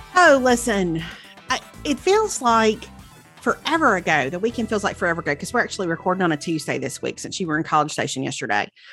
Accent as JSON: {"language": "English", "region": "Mississippi", "country": "United States", "tie": "born or raised there", "said": "the Mississippi Junior Miss Pageant was in my hometown"}